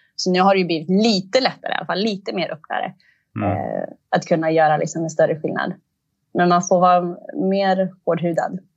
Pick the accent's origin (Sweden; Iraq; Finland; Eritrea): Eritrea; jag är eritrean